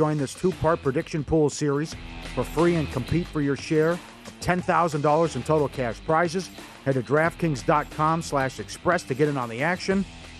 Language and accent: English; Minnesota, United States; moved away as an adult; I'm from Minnesota. I'm 22 years old.